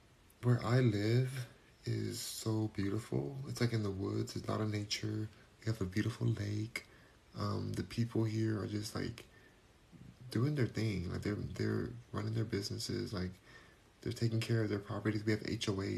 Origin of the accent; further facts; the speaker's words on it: California, United States; now in Houston, United States; I'm not a Texan, technically. I'm Californian because I'm born and raised